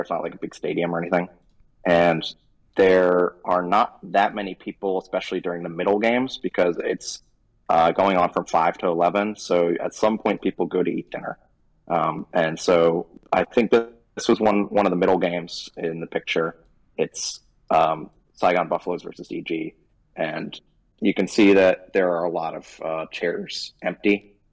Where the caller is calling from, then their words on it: Seoul, South Korea; I'm calling from Seoul, uh, South Korea